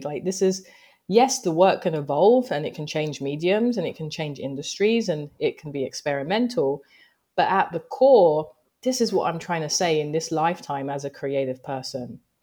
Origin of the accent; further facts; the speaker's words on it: London, United Kingdom; moved away as an adult; also born or lived in Greenwich, London / Japan; now in New York, United States; I grew up in Thamesmead. Thamesmead is in Southeast London